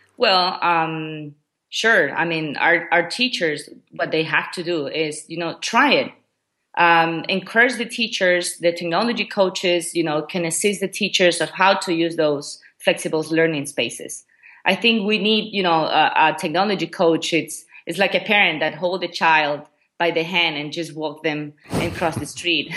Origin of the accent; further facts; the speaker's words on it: Ecuador; first language Spanish; English is a second language; moved away as an adult; also born or lived in Memphis, Tennessee, United States / China; now in Qatar; I'm originally from Ecuador.